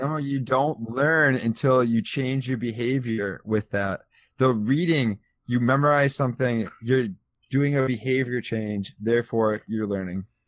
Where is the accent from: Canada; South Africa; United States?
United States; Midwest; I'm from the Midwest